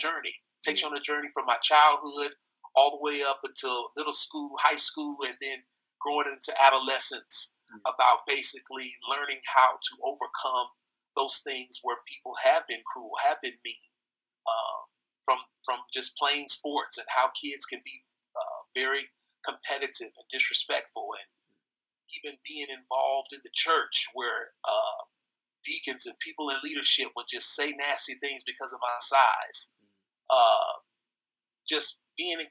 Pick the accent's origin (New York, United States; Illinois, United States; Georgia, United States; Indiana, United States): Indiana, United States; Fort Wayne; moved away as an adult; now in Nashville, United States; born and raised in Fort Wayne, Indiana, the same hometown as my brother Jermichael